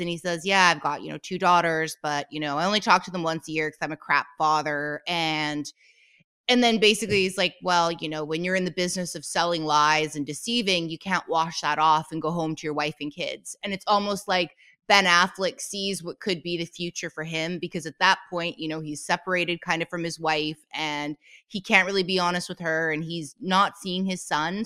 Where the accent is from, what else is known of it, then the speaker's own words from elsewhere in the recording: Canada; I'm Canadian, and I just said it pronouncing the T